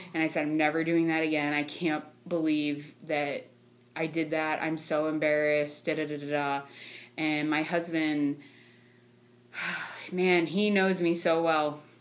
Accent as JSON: {"language": "English", "town": "North Canton", "region": "Ohio", "country": "United States", "moved": "yes", "lives_now": "Louisville, United States", "said": "I am originally from North Canton. I currently reside outside of Louisville"}